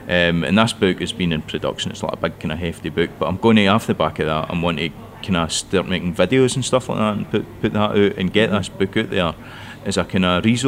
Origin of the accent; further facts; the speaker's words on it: West Dunbartonshire, Scotland, United Kingdom; first language Scots; English is a second language; So I'm a first language Scots speaker, and I ken what it's like growing up in Western Bartonshire